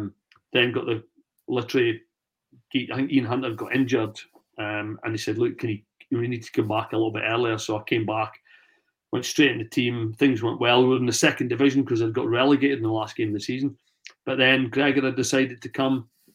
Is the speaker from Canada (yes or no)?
no; Scotland, United Kingdom; oh, that's, you know, that accent's, where are you from? So I'm over for Scotland. I'm going to play.